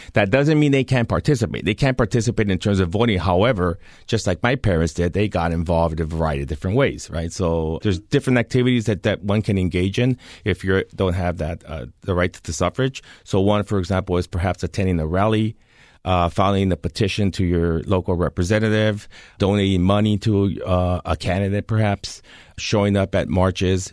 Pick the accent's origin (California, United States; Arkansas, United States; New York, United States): California, United States; moved away; my home state of California